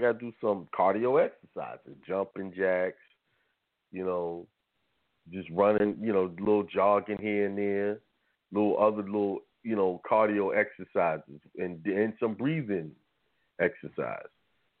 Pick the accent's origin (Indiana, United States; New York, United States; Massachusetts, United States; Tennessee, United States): New York, United States; And I grew up in New York, so I was playing basketball on asphalt and concrete, which is one of the worst things to play on, you know.